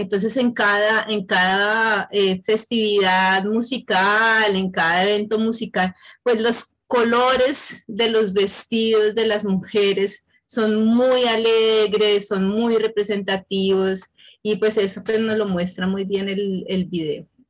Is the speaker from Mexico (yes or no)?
no; Bogotá, Colombia; moved away; Yo soy de Bogotá, yo soy bien de la capital